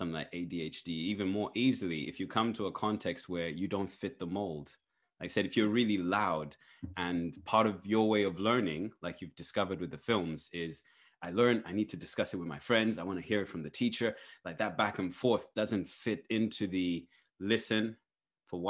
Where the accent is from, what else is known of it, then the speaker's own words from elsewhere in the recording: Zambia; moved away; I grew up in Zambia